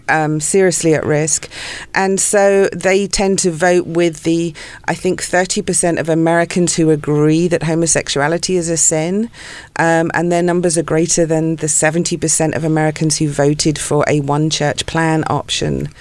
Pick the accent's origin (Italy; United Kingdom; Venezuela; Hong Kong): United Kingdom; South of England; moved away as an adult; also born or lived in London / Santa Barbara / Ojai; now in Los Angeles, United States; I was born in London. Grew up in the south of England